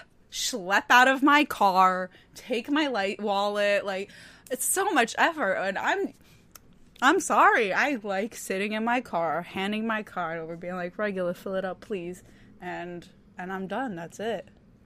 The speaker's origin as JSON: {"language": "English", "region": "New Jersey", "country": "United States", "said": "I'm from New Jersey"}